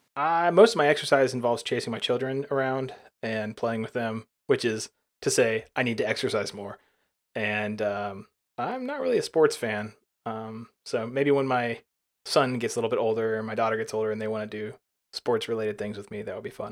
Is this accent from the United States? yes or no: yes; near Birmingham, Alabama, United States; I live in Birmingham, Alabama, and I was born right near there